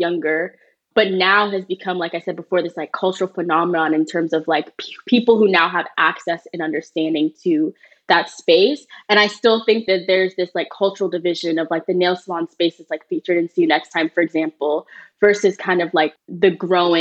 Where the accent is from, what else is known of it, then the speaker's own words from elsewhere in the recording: Oklahoma, United States; I grew up in Oklahoma